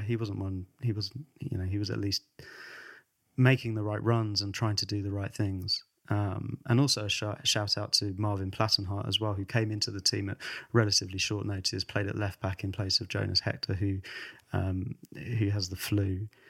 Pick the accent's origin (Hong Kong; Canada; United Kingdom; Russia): United Kingdom; England; We're both English